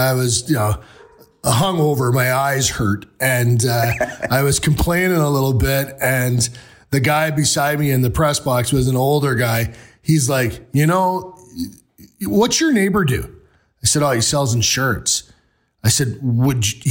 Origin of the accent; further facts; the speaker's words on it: Peterborough, Ontario, Canada; I'm from Peterborough, about, you know, an hour and a half from where you're from